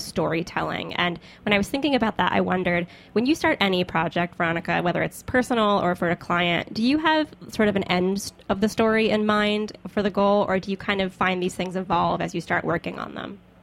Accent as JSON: {"language": "English", "region": "the South", "country": "United States", "also_born_or_lived": "Brooklyn", "moved": "yes", "said": "As a Southerner"}